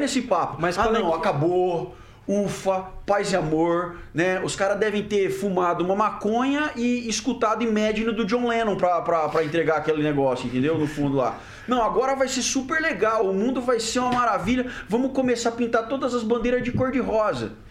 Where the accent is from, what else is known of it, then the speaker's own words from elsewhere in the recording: Brazil; also born or lived in Germany; eu, como brasileiro